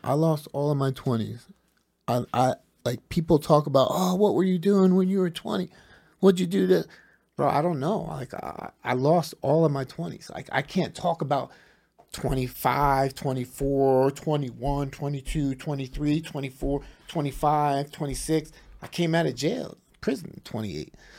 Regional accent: New Jersey, United States; from New Jersey

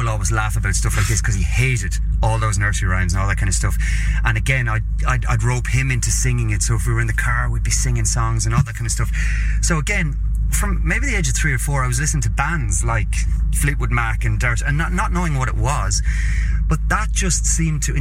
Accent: Carlow, Leinster, Ireland; also born or lived in Dublin; my hometown of Carlow in Ireland, which is about an hour's drive south of Dublin

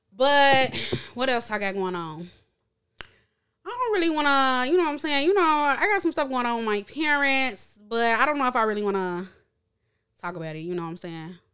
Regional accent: Chicago, Illinois, United States; I grew up born and raised in Chicago, lived in Chicago

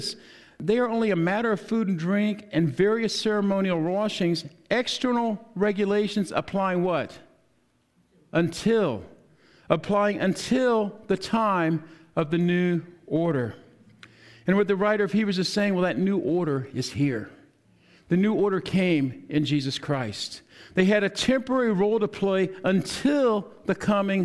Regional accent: New Orleans, Louisiana, United States; I was born in New Orleans

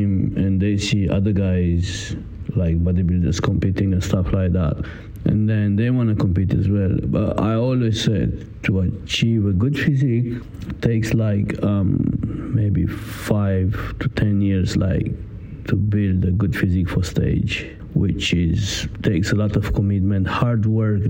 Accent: Italy; English is a second language; moved away as an adult; now in London, United Kingdom; I came from Italy. In UK, I am already 7 years, something like that.

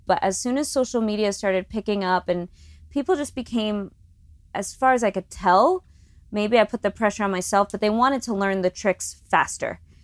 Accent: Long Island, New York, United States; moved away as an adult; also born or lived in Los Angeles; growing up on Long Island

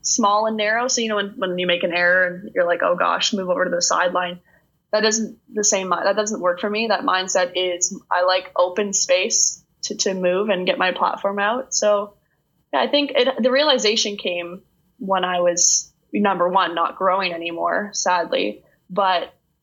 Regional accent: Stratford, Ontario, Canada; I'm from Stratford

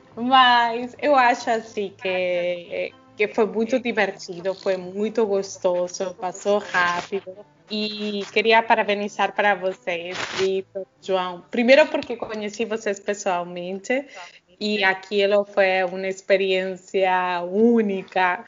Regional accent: Argentina; now in Brazil; Quando vou na Argentina, não sou muito argentina. Quando estou aqui, eu me sinto muito argentina.

